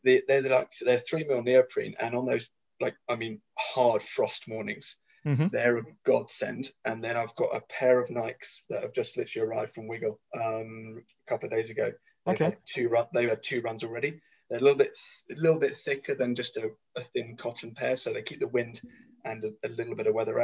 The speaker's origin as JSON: {"language": "English", "area": "Hertfordshire", "region": "East of England", "country": "United Kingdom", "tie": "born or raised there", "moved": "as an adult", "lives_now": "Portsmouth, United Kingdom", "said": "But I grew up in Hertfordshire, so family home is up in Hertfordshire."}